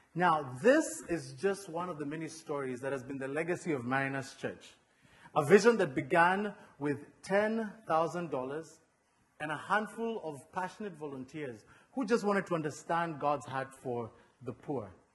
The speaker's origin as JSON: {"language": "English", "country": "Kenya", "tie": "born or raised there", "moved": "yes", "lives_now": "United States", "said": "I was born and raised in Kenya"}